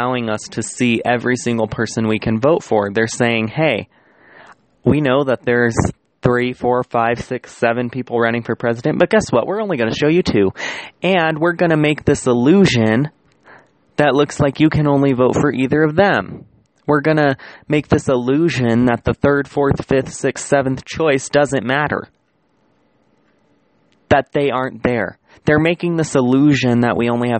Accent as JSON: {"language": "English", "country": "United States", "said": "as the American population"}